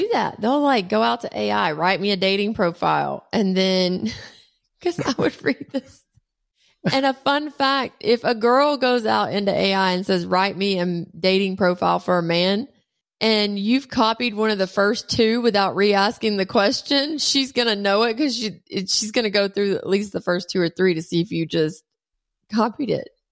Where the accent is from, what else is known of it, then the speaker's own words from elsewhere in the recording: Talladega, Alabama, United States; also born or lived in Rosemary Beach, Florida; I grew up in Talladega. My grandfather was the mayor. He was the track doctor. I grew up in Rosemary Beach.